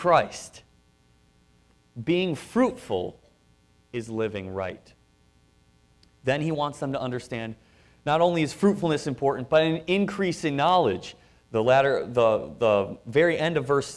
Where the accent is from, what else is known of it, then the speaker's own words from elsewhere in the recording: Wisconsin, United States; we're from Wisconsin